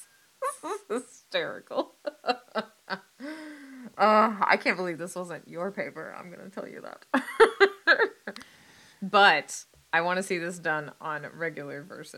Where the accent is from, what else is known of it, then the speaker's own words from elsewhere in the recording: United States; I'm an American